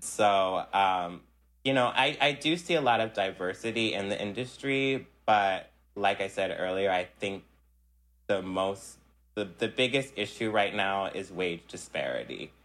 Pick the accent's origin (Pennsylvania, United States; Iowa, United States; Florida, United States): Pennsylvania, United States; Philadelphia; also born or lived in South Jersey, New Jersey; growing up in Philly and South Jersey